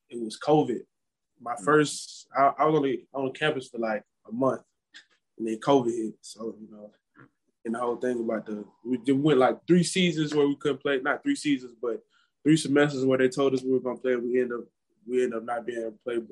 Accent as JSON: {"language": "English", "town": "Memphis", "region": "Tennessee", "country": "United States", "tie": "born or raised there", "also_born_or_lived": "Olive Branch, Mississippi", "said": "I grew up in the Memphis area, Memphis and then Olive Branch"}